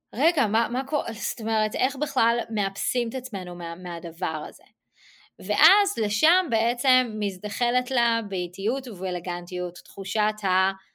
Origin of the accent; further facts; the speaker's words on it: Israel; now in United States; אני ישראלית ואני עובדת בעברית עם ישראליות